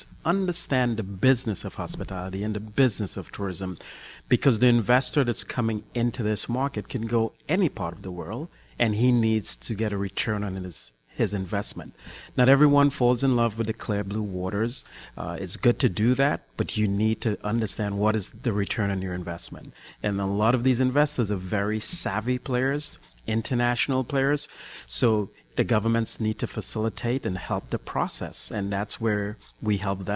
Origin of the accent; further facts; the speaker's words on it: Trinidad & Tobago; now in New York, United States; I'm originally from the Caribbean, Trinidad and Tobago, but I've lived in New York for over 20 years